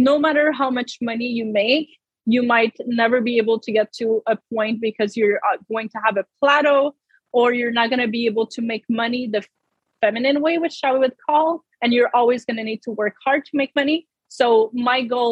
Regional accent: Canada; I'm French Canadian. I come from a village, grew up on a farm

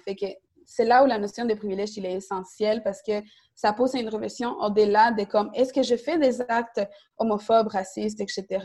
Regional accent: Montreal, Quebec, Canada; Côte-des-Neiges, c'est aussi mon quartier d'arrivée à Montréal. Donc, mes parents sont arrivés à Côte-des-Neiges. J'ai grandi euh, à Indigi, j'allais à l'école secondaire Saint-Luc

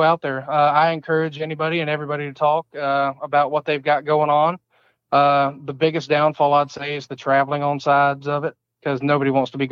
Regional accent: Mississippi, United States; I grew up in Mississippi, but it was about a 15-minute drive to Beale Street, Memphis, Tennessee

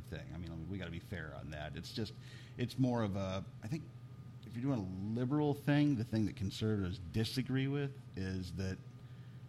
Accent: Pillager, Minnesota, United States; growing up in Pillager

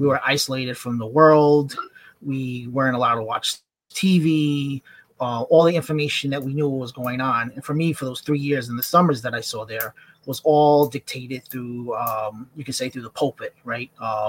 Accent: New York, United States; I'm originally from New York.

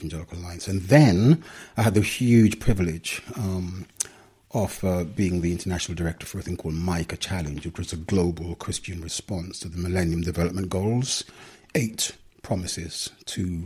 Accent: London, United Kingdom; also born or lived in Jamaica; I left when I was 8 years old. I've been a Londoner ever since

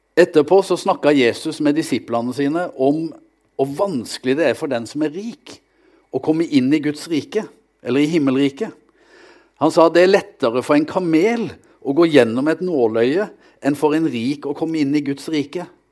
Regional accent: Vegårshei, Agder, Norway; moved away as an adult; now in Kristiansand, Norway; Jeg kommer fra ei skaubygd på Sørlandet, Vegårshei, der jeg vokste opp

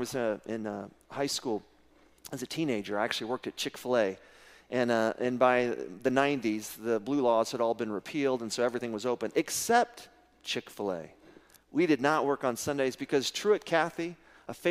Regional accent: Midland, Texas, United States; growing up in Midland, Texas in the 70s and 80s

